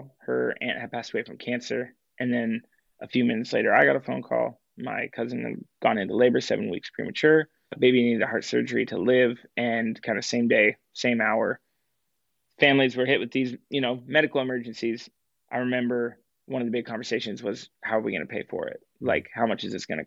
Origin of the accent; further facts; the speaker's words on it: Portland, Oregon, United States; I grew up in Portland